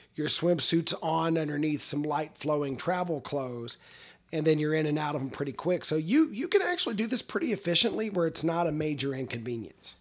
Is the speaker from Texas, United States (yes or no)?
yes; Texas, United States; as a Texan